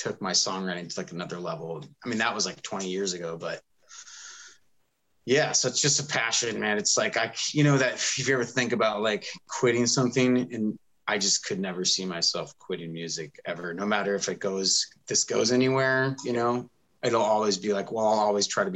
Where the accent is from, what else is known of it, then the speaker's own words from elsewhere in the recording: Bellevue, Washington, United States; I grew up in Bellevue, which is probably one of the other bigger cities now since it's been growing